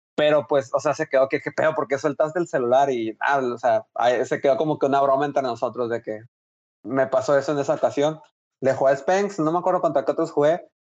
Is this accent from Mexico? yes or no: yes; Hermosillo, Sonora, Mexico; moved away as an adult; now in Monterrey, Mexico; soy de Hermosillo, eh, estoy estudiando allá en Monterrey, por lo tanto, pues por eso vivo allá